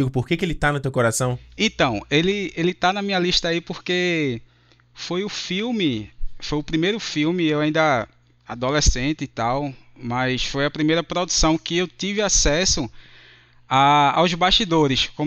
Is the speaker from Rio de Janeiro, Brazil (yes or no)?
no; Recife, Pernambuco, Brazil; Sou aqui de Recife, Pernambuco.